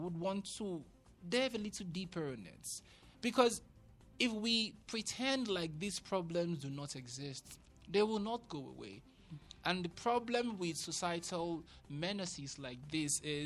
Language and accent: English; Ikorodu, Lagos, Nigeria; I remember growing up in Lagos, in Ikorodu specifically